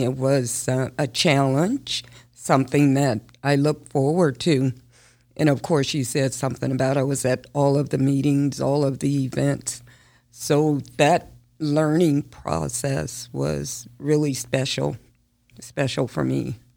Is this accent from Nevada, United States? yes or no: yes; Las Vegas, Nevada, United States; I was born and raised here in Las Vegas